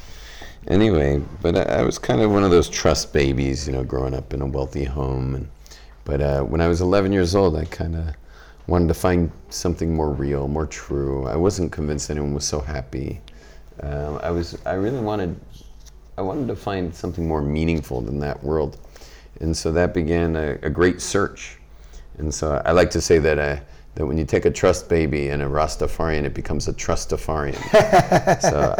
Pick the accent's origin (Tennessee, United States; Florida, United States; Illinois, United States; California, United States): California, United States; Los Angeles; I was born and raised in Los Angeles, California, in West LA, a place called Brentwood.